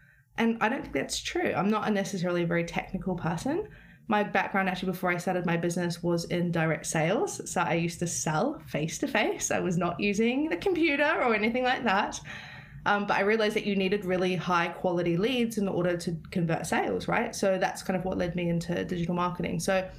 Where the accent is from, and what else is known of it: New Zealand; now in London, United Kingdom